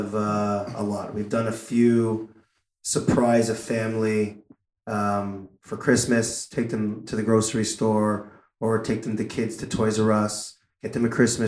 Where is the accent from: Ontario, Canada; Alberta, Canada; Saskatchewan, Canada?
Ontario, Canada; Toronto; growing up in Toronto